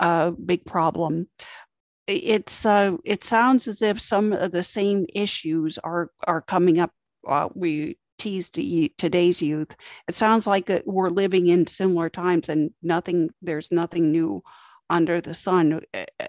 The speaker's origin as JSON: {"language": "English", "country": "United States", "tie": "born or raised there", "said": "my upbringing as an American here in the States"}